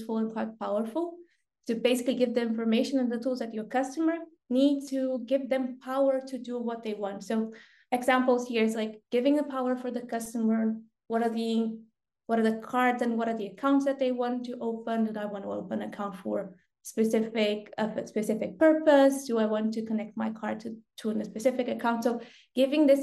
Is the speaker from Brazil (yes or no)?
yes; Brazil; moved away as an adult; I'm originally from Brazil